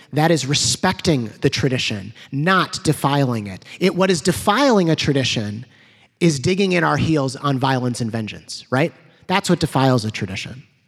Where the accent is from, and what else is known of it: United States